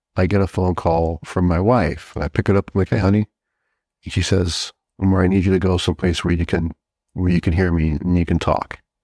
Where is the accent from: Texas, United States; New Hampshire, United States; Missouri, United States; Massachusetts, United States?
Massachusetts, United States; Southbridge; also born or lived in Brooklyn, New York; I grew up in, in a little town in Massachusetts called Southbridge